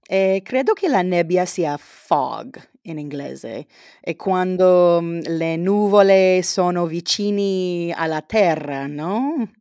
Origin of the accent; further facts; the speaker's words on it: San Diego, California, United States; Italian is a second language; io sono di San Diego, in California, è una città di più di un milione di abitanti